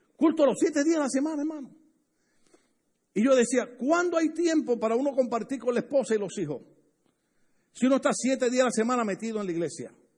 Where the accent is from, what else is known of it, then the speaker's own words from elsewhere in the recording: Puerto Rico; a mí me gusta estar con puertorriqueños porque ahí hablamos duro